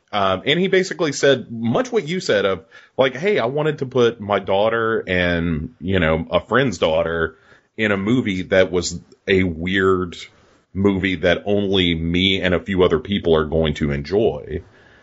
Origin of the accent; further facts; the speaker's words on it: the American South, United States; I come from the American South